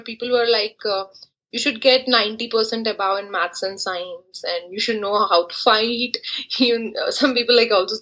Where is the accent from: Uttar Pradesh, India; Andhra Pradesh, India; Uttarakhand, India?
Andhra Pradesh, India; moved away as an adult; also born or lived in Pathankot, Punjab, India; we settled down in Andhra Pradesh. There I did my education from 4th class to 12th class.